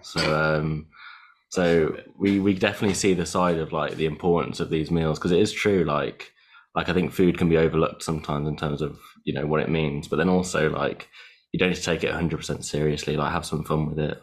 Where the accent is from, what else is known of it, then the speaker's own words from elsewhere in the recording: Italy; now in United Kingdom; I grew up in Italy, uh, where food is almost like like the the meaning for everything